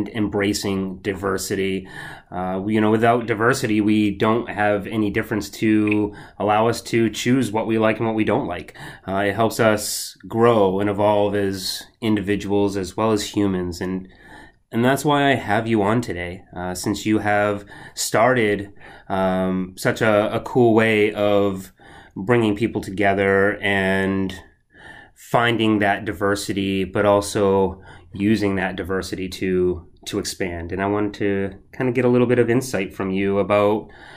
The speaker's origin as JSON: {"language": "English", "town": "Portland", "region": "Maine", "country": "United States", "said": "I'm from Portland, Maine"}